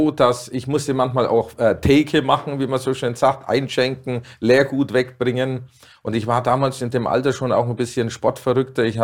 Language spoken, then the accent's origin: German; Dinkelsbühl, Bavaria, Germany; Meine Mutter hatte in Dinkelsbühl, wo ich geboren bin, 40 Jahre lang einen Gasthof. Und da bin ich natürlich drin aufgewachsen